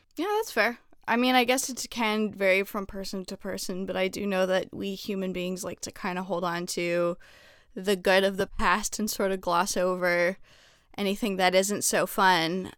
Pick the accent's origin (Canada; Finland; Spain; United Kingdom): Canada; now in United States; I'm I'm Canadian